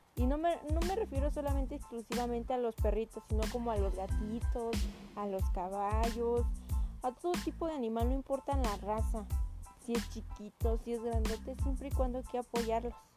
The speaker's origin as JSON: {"language": "Spanish", "country": "Mexico", "said": "aquí en México"}